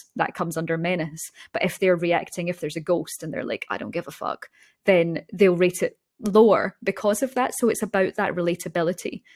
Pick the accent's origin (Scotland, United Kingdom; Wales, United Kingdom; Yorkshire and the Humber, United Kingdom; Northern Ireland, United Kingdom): Scotland, United Kingdom; born or raised there